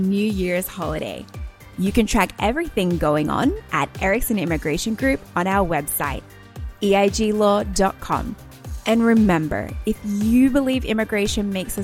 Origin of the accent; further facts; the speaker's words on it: Australia; now in United States; as an immigrant to the United States myself. I always thought welcome home was me going back to Australia.